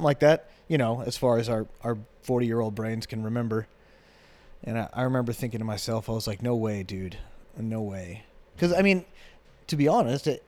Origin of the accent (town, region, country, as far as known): Olathe, Kansas, United States; born or raised there; also born or lived in Independence / Ottawa, Kansas / Lawrence, Kansas